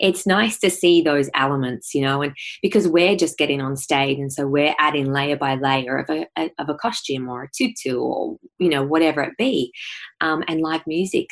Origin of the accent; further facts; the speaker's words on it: Ararat, Victoria, Australia; I grew up in Ararat, and it's a small country town